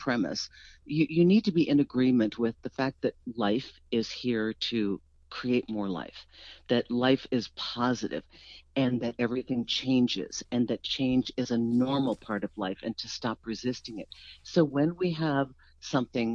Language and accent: English; East Coast, United States; we're from the East Coast